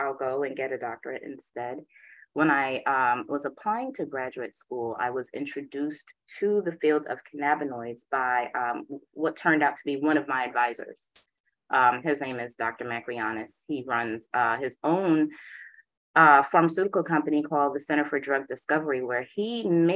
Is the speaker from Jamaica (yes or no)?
yes; Jamaica; also born or lived in Boston; I am Jamaican. My father's a Rasta